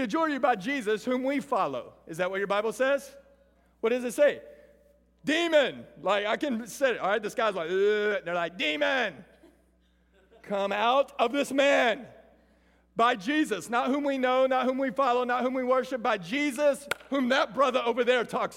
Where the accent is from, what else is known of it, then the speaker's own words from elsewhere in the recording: Lorena, Texas, United States; I grew up in Lorena, Texas, a little small 3A school